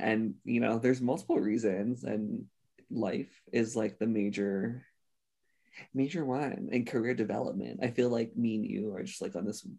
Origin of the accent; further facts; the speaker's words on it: Honolulu, Hawaii, United States; moved away as an adult; also born or lived in Bay Area, California; I'm from Hawaii. I'm originally from Honolulu, Hawaii. Born and raised there. I've only went to the Bay Area for college.